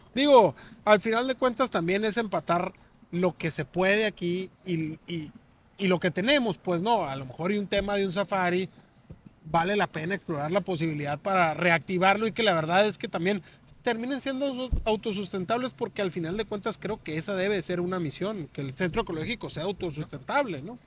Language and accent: Spanish; Hermosillo, Sonora, Mexico; Yo soy de aquí de Hermosillo, del Prados del Centenario, aquí pasando de la Reforma. Ahí, eh, atrás de, de la, de la universidad por donde está medicina. Ahí esas son, esas son mis calles, ahí crecí